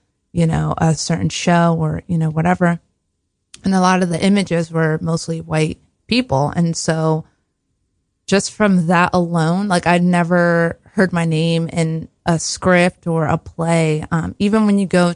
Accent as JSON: {"language": "English", "town": "Newark", "region": "New Jersey", "country": "United States", "tie": "born or raised there", "said": "I'm from Newark, New Jersey, born and raised Jersey girl"}